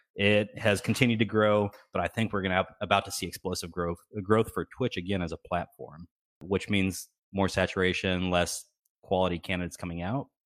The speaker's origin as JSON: {"language": "English", "region": "Texas", "country": "United States", "tie": "born or raised there", "said": "I grew up in Texas, you know, going to the ranch every, every, every weekend."}